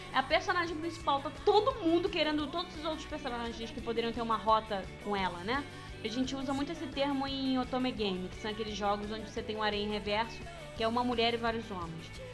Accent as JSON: {"language": "Portuguese", "region": "Rio de Janeiro", "country": "Brazil", "said": "eu sou, sou do Rio de Janeiro"}